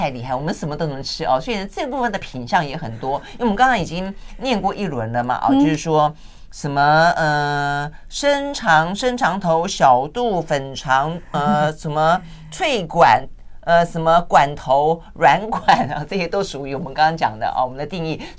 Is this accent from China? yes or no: no; southern Taiwan, Taiwan; 我虽然是南部长大的哈，嗯、但是呢，因为南部长大，小时候都在家里吃，